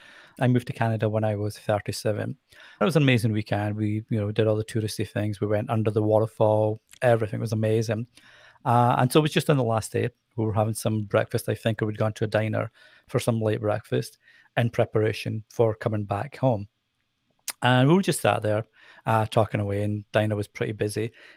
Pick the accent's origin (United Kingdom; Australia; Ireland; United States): United Kingdom; Edinburgh, Scotland; accent: Scottish; now in England; So the funny thing is, I obviously have a Scottish accent. but I find it's a very soft accent compared to a lot of accents that you can hear. And I certainly had a stronger accent when I was younger in Edinburgh.